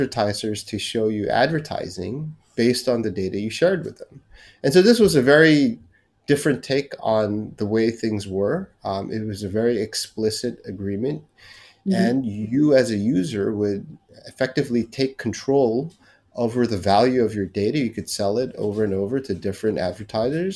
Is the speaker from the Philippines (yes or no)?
yes; Philippines; moved away as an adult; also born or lived in United States / California; now in Singapore; born and raised in the Philippines and moved to the United States to study in college.